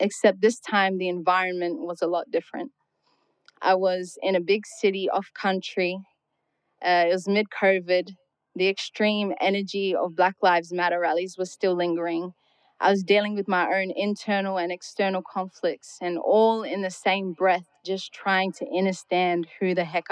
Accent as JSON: {"language": "English", "town": "Darwin", "region": "Northern Territory", "country": "Australia", "tie": "born or raised there", "said": "I was born and raised up here on Gulamedigan country"}